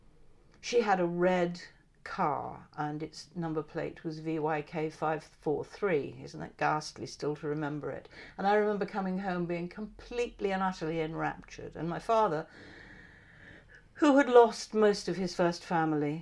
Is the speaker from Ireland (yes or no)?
no; Christchurch, South West England, United Kingdom; I was brought up in Christchurch